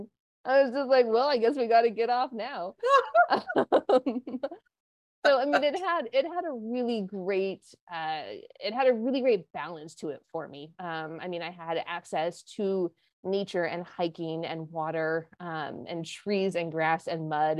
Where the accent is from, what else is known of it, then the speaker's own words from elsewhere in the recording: Montana, United States; moved away as an adult; also born or lived in Santa Barbara, California / Los Angeles, California / New York; now in Connecticut, United States; I grew up in Montana.